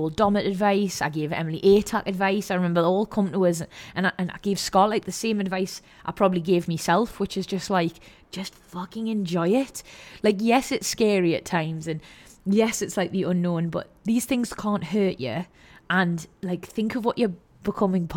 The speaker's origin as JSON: {"language": "English", "area": "the Northeast, Geordie", "region": "North East England", "country": "United Kingdom", "said": "Being from the Northeast, being a Geordie"}